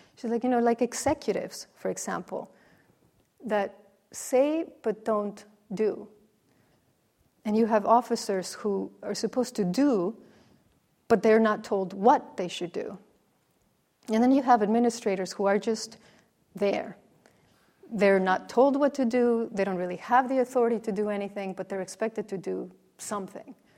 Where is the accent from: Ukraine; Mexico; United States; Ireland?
Mexico; moved away; growing up in Mexico, the Nativity was a, a, a very central